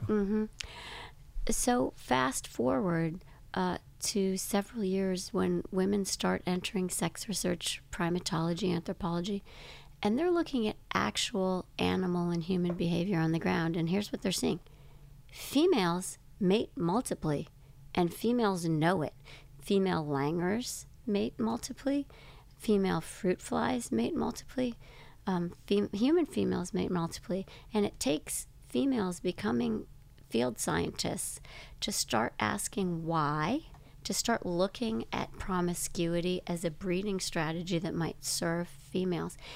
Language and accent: English; Grand Rapids, Michigan, United States; I grew up in Grand Rapids, Michigan